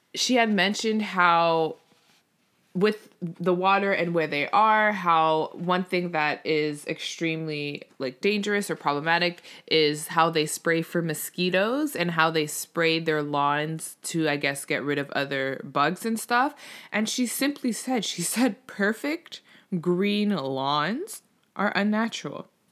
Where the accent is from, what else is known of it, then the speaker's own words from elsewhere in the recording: Canada; Obviously, I'm Canadian.